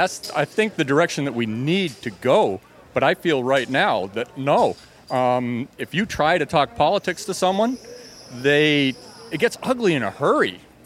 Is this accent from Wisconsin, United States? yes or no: yes; Madison, Wisconsin, United States; I'm from Madison, Wisconsin.